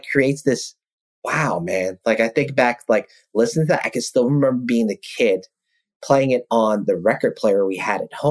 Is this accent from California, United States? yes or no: no; New York City, New York, United States; growing up in South Ozone Park, Queens, Jamaica, Queens